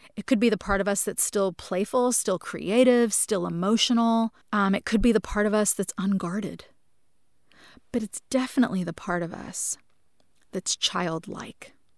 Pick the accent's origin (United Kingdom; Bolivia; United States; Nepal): United States; New Jersey; a house that I grew up in in New Jersey